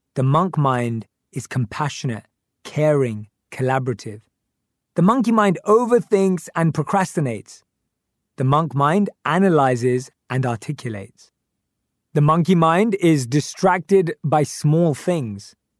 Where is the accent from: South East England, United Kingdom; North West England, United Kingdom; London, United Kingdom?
London, United Kingdom; I grew up in North London with my parents and my younger sister